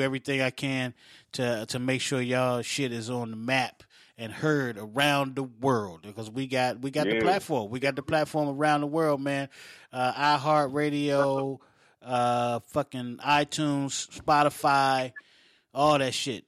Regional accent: Oak Hill, West Virginia, United States; moved away; I grew up in Oak Hill

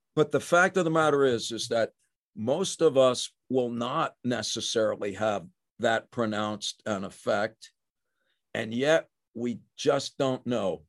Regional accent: New Jersey, United States; also born or lived in Brooklyn, New York; I was born in Brooklyn. I grew up in New Jersey.

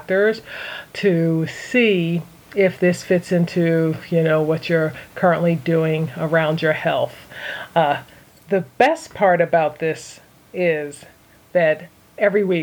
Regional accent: Philadelphia, Pennsylvania, United States; I'm originally from Philadelphia

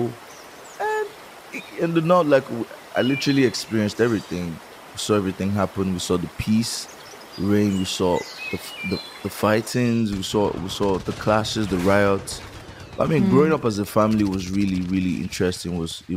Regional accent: Lagos, Nigeria; also born or lived in Kaduna, Nigeria; I was born in Lagos, but my dad was transferred to Kaduna, the northern part of Nigeria, because of his job.

